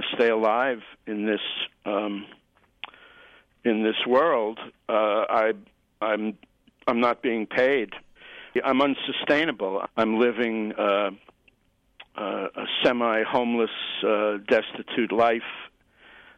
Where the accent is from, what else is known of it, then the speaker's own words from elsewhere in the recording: New York City, New York, United States; now in Occidental, United States; I'm a New Yorker. I grew up in the streets and the buses and the subways of Manhattan